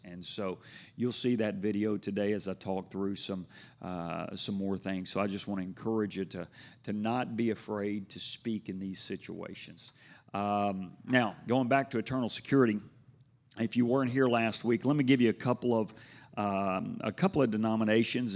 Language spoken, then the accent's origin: English; Houston, Texas, United States; growing up in Houston